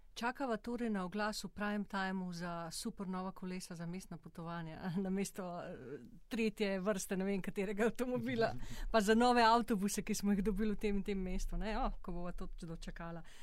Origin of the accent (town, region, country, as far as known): Slovenia